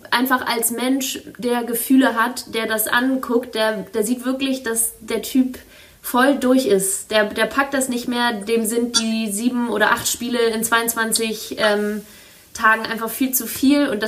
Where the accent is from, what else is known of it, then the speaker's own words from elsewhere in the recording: Northern Germany, Germany; ich komme ja aus dem Norden, das wäre das wär der Hammer.